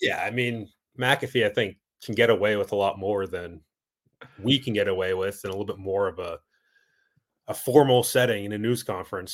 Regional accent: Massachusetts, United States; I remember State House tours growing up in Massachusetts

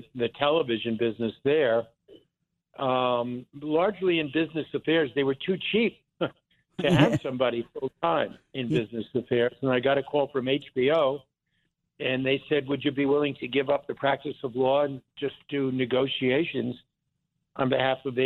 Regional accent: Lawrence, New York, United States; also born or lived in Philadelphia; originally I grew up on Long Island, on the south shore of Long Island, in what I think was then and still called the Five Towns, Lawrence, Long Island

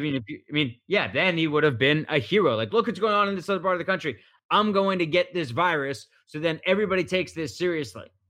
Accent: Philadelphia, Pennsylvania, United States; I'm from Philadelphia

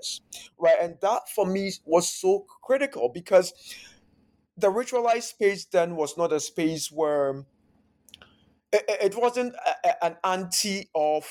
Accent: Ghana; first language Akan; English is a second language; moved away as an adult; now in United States; growing up in Ghana

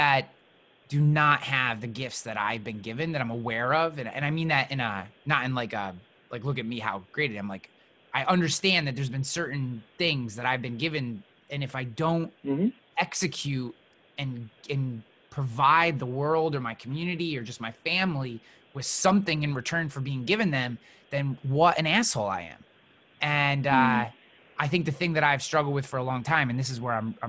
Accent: United States; I was born in the United States

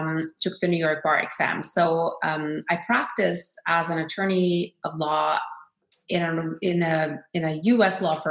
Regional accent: Norway; as a Norwegian myself, I've always been very proud and honored that my home country of Norway

